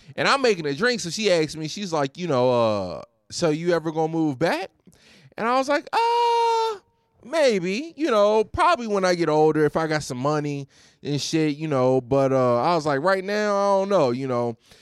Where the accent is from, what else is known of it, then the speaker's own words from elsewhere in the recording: Roanoke, Virginia, United States; moved away as an adult; also born or lived in Houston; now in Glendale, California, United States; I've lived in the Noke over the past ten years